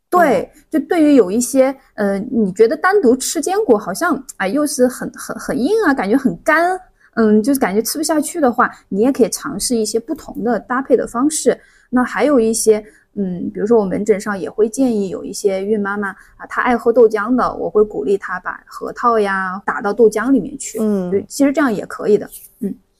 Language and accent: Chinese; Hunan, China; moved away; also born or lived in Tianjin; 我老家，就湖南那边的话，特别喜欢用葱姜蒜辣椒